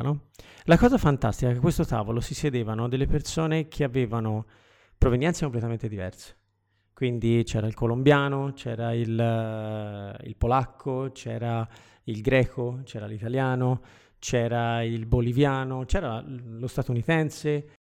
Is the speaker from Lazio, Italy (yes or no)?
no; Florence, Tuscany, Italy; io sono di Firenze